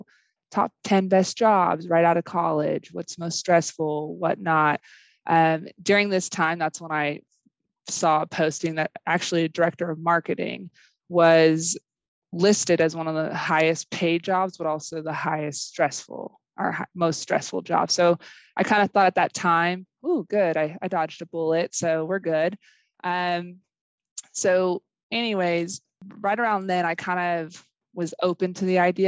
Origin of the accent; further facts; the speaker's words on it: Bakersfield, California, United States; also born or lived in Eastern New Mexico University; now in Hobbs, United States; I grew up in Bakersfield, California